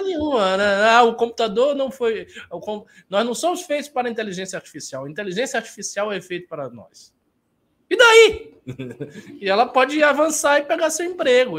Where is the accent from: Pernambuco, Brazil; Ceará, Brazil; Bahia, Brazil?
Bahia, Brazil; Salvador; na minha cidade natal, em Salvador